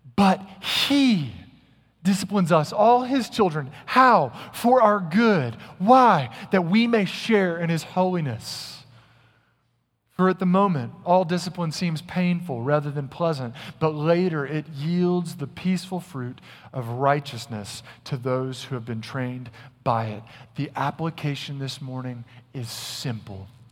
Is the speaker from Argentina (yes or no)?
no; Little Rock, Arkansas, United States; also born or lived in North Carolina; now in Texas, United States; When I was a young boy growing up in Little Rock, Arkansas, we had a ton of woods behind our house.